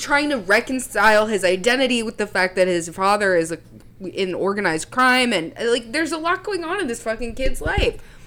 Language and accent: English; the South, United States; also born or lived in Philadelphia; I was from the South